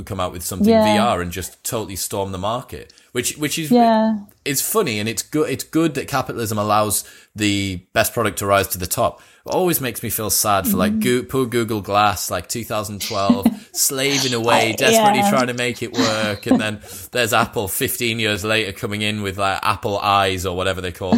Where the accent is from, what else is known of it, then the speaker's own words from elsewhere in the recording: Newcastle, North East England, United Kingdom; and I'm from Newcastle